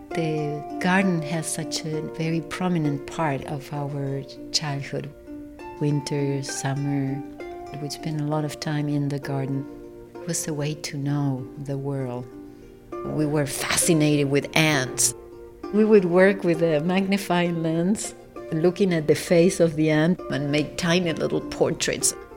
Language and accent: English; Buenos Aires, Argentina; born or raised there